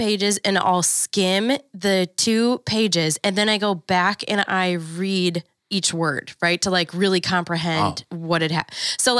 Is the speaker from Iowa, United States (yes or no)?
no; Wisconsin, United States; accent: Wisconsin; My little Wisconsin accent.